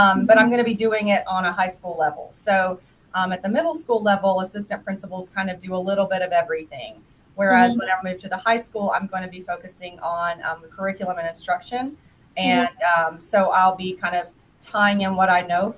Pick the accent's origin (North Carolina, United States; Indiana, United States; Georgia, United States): Georgia, United States; Cobb County, outside Atlanta; moved away as an adult; also born or lived in Monroe County, Georgia; I'm from a very large county outside of Atlanta. I'm from Cobb County.